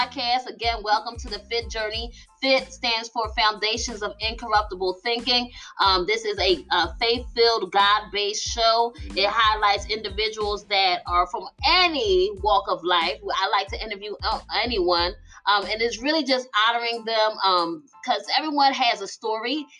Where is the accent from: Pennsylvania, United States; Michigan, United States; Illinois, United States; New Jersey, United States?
Pennsylvania, United States; Philadelphia; moved away; I am from Philly, West Philadelphia, born and raised